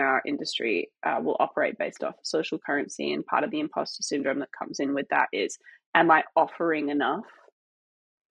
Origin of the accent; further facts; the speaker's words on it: Australia; moved away; also born or lived in Los Angeles; I grew up in Australia and then I moved to Los Angeles, which is exactly the same as my hometown